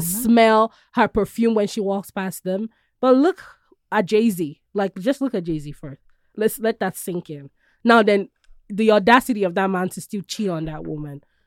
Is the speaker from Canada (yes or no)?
no; Nigeria; now in United States; I love being Nigerian.